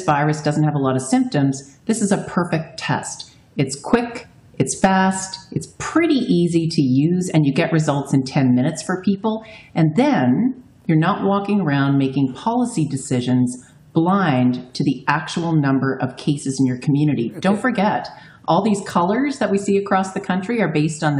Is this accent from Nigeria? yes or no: no; Newfoundland and Labrador, Canada; moved away; I'm a Newfoundlander